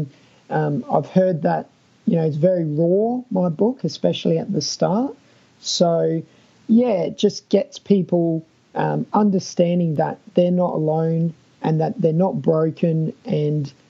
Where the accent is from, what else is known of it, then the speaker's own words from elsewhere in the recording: Adelaide, South Australia, Australia; I'm Australian, but uh, I'm from Adelaide, which often people think our accent is a bit weird.